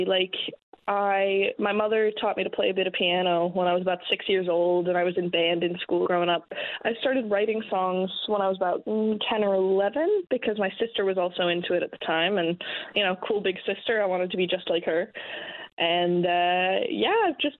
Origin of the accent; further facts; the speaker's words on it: St. John's, Newfoundland and Labrador, Canada; I'm from here. I grew up right downtown